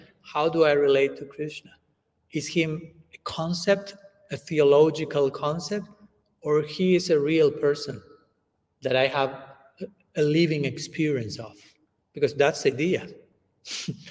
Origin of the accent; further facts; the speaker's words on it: Argentina; first language Spanish; English is a second language; I'm coming from Argentina